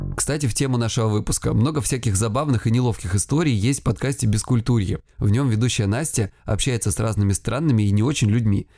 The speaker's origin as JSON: {"language": "Russian", "region": "Krasnodar Krai", "country": "Russia", "said": "я с Кубани"}